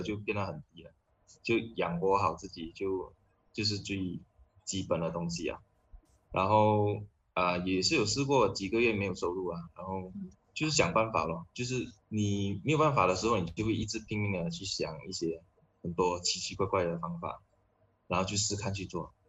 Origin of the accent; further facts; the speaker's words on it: Johor, Malaysia; 我们马来西亚人就很爱嗯。打羽毛球嘛